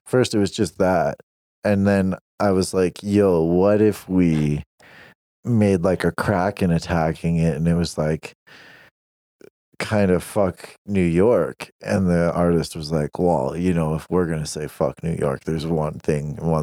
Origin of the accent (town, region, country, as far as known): Canada